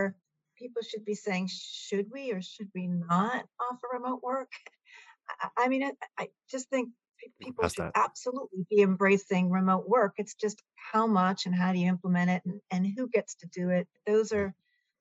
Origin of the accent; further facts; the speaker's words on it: Milton, Massachusetts, United States; I happen to supervise a food pantry in my hometown of Milton, Massachusetts